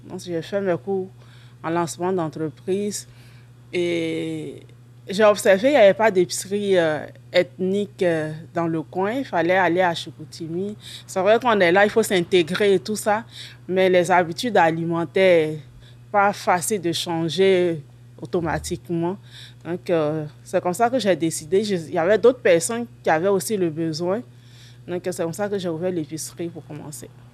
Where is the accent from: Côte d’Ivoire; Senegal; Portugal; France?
Côte d’Ivoire; moved away as an adult; now in Saint-Félicien, Canada; Je suis originaire de la Côte d'Ivoire et je suis euh, au Québec, à Saint-Félicien, depuis novembre 2013